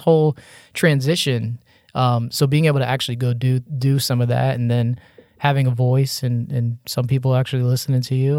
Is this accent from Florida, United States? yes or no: yes; Margate, Florida, United States; moved away as an adult; also born or lived in Hollywood, Florida; now in Tallahassee, United States; I grew up in Margate, Coral Springs, North Lauderdale